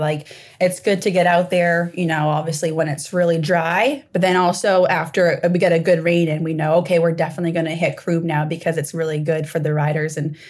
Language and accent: English; Maine, United States; And I say long trip because we're coming from Maine.